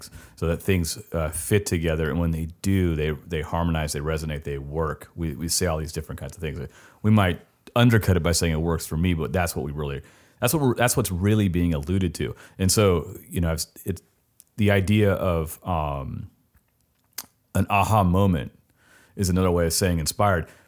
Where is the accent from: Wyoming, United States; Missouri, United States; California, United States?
California, United States; Southern; I come from South, Southern California